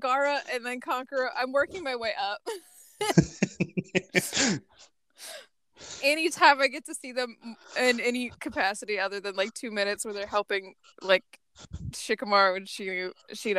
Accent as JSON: {"language": "English", "region": "Midwest", "country": "United States", "said": "I'm from the Midwest"}